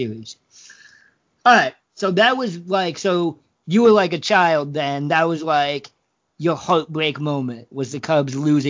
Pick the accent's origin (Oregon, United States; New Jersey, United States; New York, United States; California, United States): Oregon, United States; moved away as an adult; now in Illinois, United States; I grew up in Oregon